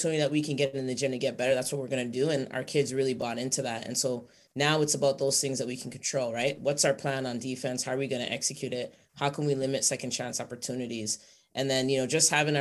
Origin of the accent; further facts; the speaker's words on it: Toronto, Ontario, Canada; also born or lived in Vaughan, Ontario; I grew up in the Jane and Finch area, but now like I own a home in Etobicoke in that Rexdale area.